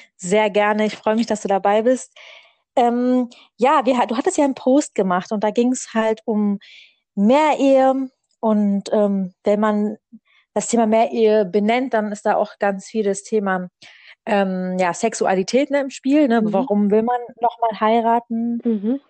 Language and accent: German; Berlin, Germany; ich komme aus Berlin